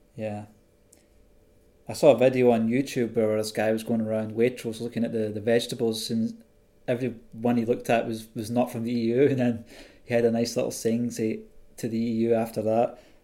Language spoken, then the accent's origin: English; Scotland, United Kingdom; a fellow Scotsman in London